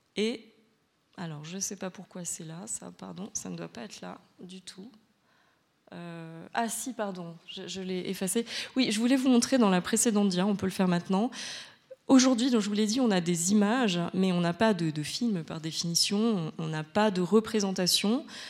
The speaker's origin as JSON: {"language": "French", "country": "France", "said": "je suis française"}